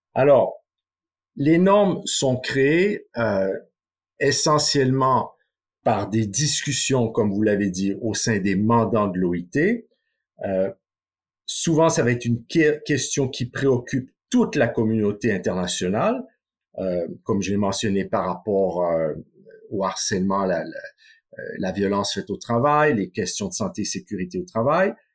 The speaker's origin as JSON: {"language": "French", "country": "Canada", "moved": "yes", "said": "mon pays d'origine, le Canada"}